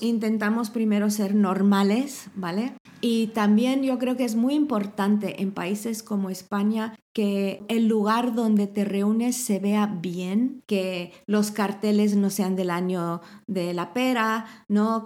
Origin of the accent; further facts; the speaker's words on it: Mexico; moved away as an adult; also born or lived in Ciudad Real, Spain; now in Spain; crecí en México